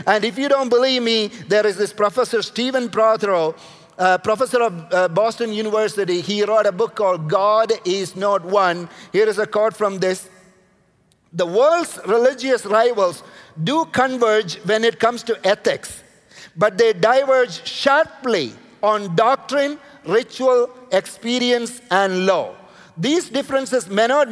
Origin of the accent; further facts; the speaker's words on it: India; I'm coming from India